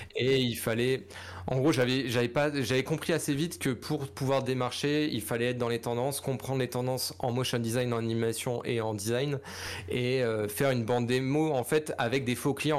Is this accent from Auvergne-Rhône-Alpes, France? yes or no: no; Lorraine, Grand Est, France; also born or lived in Paris; quand je suis rentré de Paris en Lorraine